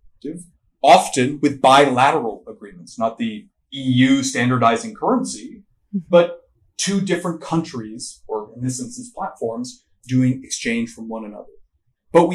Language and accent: English; Canada; I'm Canadian